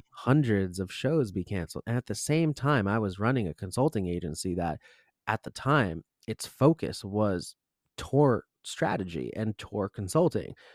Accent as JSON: {"language": "English", "town": "Rumson", "region": "New Jersey", "country": "United States", "tie": "born or raised there", "said": "I'm actually from Rumson, New Jersey, not too far away"}